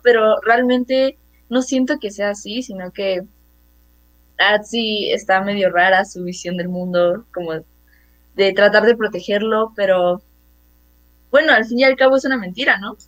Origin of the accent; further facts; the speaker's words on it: Mexico City, Mexico; yo tengo 13 años, eh, soy de la Ciudad de México